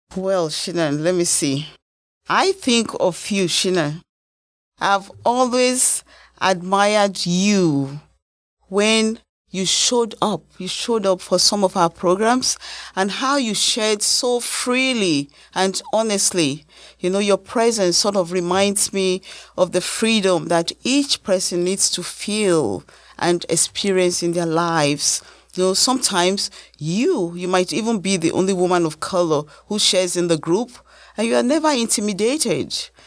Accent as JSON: {"language": "English", "country": "Nigeria", "moved": "yes", "lives_now": "United States", "said": "as a Nigerian American"}